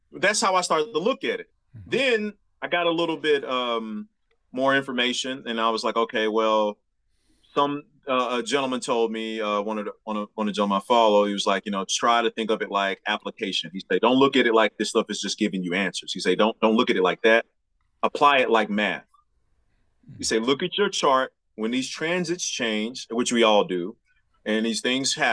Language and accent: English; Memphis, Tennessee, United States; moved away as an adult; now in Jefferson City, United States; Davidcrest is the street I grew up on in Memphis.